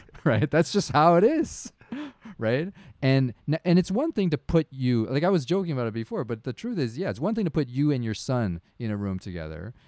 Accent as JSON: {"language": "English", "country": "Canada", "tie": "born or raised there", "said": "I am Canadian. I've lived here my whole life."}